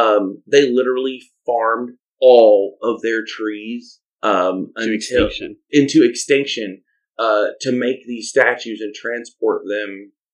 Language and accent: English; Arkansas, United States; I am from Arkansas.